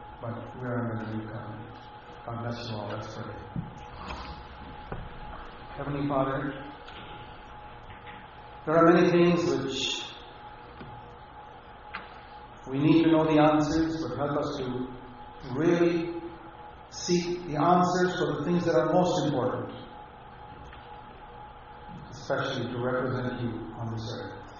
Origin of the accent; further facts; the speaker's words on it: India; moved away; I come from India, where I've been in poor villages